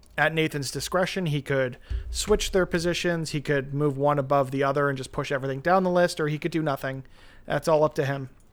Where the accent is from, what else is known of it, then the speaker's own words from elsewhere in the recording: Canada; as a Canadian kid